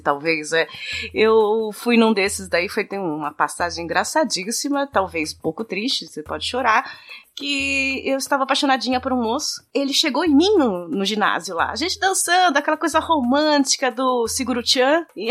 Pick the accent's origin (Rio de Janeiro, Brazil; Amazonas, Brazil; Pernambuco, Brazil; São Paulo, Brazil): São Paulo, Brazil; interior of; aqui na cidade onde eu nasci, no interior, a gente tinha bailinho de clube